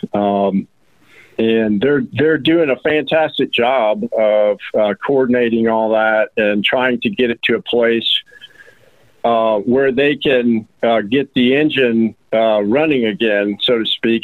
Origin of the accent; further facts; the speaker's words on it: Roswell, Georgia, United States; now in Rome, United States; I'm from Roswell, Georgia